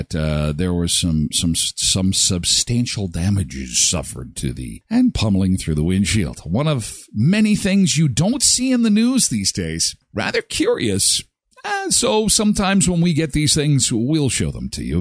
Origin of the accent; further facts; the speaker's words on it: Erickson, Manitoba, Canada; my hometown of Erickson